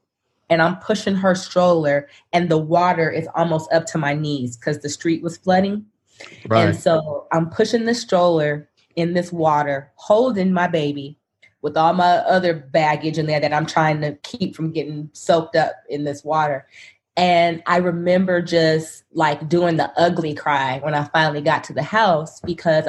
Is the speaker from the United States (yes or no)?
yes; Sacramento, California, United States; moved away as an adult; now in Dallas, United States; I'm from Sacramento and born and raised there